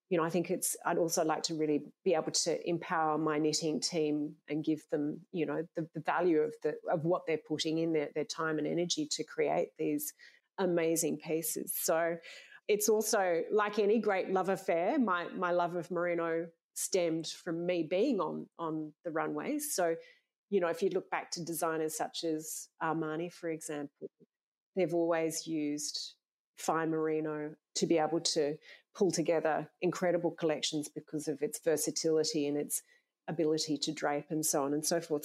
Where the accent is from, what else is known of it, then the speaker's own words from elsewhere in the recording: Sydney, New South Wales, Australia; I grew up in Sydney